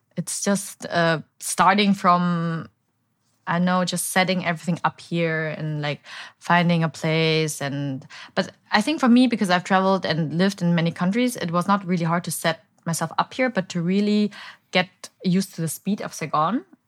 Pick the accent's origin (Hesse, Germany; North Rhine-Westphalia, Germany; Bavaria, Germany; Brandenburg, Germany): Bavaria, Germany; moved away as an adult; also born or lived in Berlin, Germany; now in Ho Chi Minh City, Vietnam; So I was born and raised in Bavaria, but um, 2011, I moved to Berlin to study